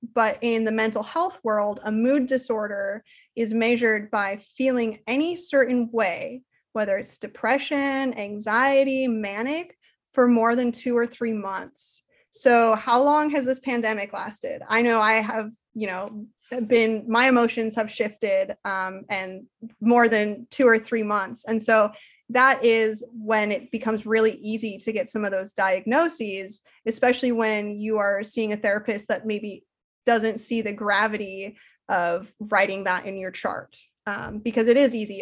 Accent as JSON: {"language": "English", "town": "Salem", "region": "Oregon", "country": "United States", "tie": "born or raised there", "also_born_or_lived": "Portland, Oregon", "said": "I was born and raised in Salem, Oregon"}